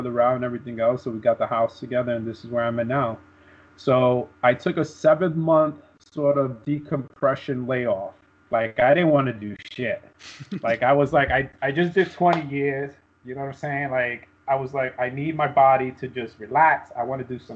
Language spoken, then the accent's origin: English; New York City, New York, United States; moved away as an adult; growing up in Brooklyn